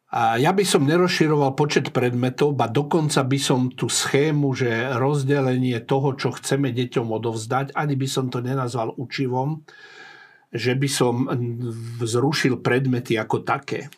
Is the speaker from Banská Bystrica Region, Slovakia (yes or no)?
no; Prievidza, Trenčín Region, Slovakia; moved away; also born or lived in Bratislava; Horná Nitra je môj rodný kraj